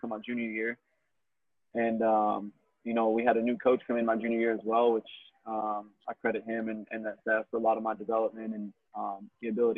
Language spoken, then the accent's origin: English; Phoenix, Arizona, United States; born and raised in Phoenix, actually. So I'm a native here